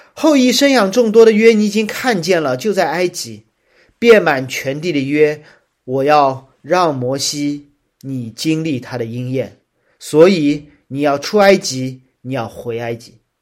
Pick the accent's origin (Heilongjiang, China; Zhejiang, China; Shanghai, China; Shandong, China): Shanghai, China; 作为一个上海人